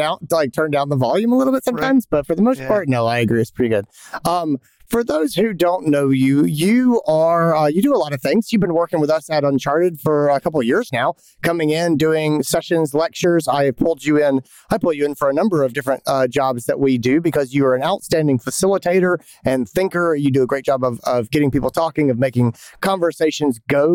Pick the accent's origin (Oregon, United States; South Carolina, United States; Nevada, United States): South Carolina, United States; Greenville; in Greenville, South Carolina, my hometown